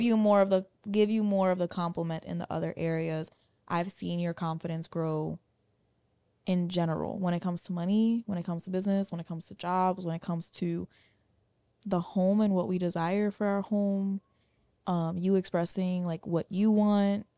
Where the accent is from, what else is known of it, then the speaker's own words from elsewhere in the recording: New York, United States; moved away as an adult; where we grew up in New York